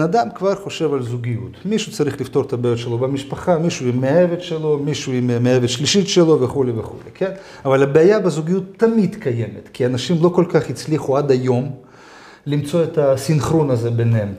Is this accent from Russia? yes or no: no; Georgia; אני לא נולדתי בהולנד, אני נולדתי בגיאורגיה.